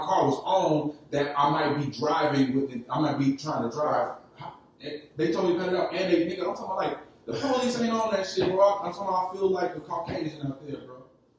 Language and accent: English; Chicago, Illinois, United States